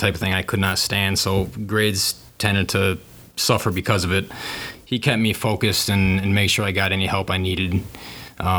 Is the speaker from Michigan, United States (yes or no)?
yes; Wixom, Michigan, United States; I grew up in Wixom